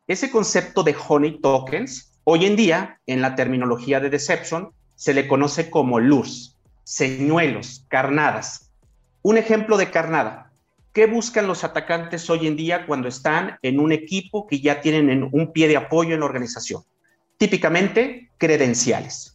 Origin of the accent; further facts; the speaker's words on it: San Luis Potosí, Mexico; soy nativo, soy oriundo de San Luis Potosí, de la capital